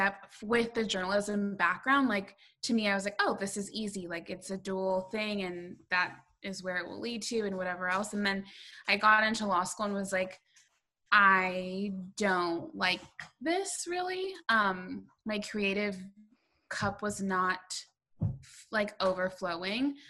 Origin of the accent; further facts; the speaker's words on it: Southern California, United States; I grew up in Southern California